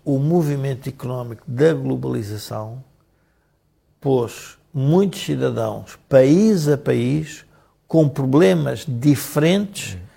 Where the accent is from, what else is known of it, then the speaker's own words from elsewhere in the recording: Portugal; como portugueses